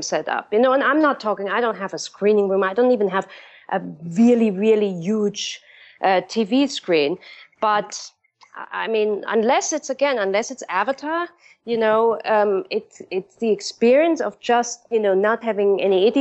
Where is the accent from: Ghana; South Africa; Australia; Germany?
Germany; moved away; back home in my hometown, they're doing this in Germany.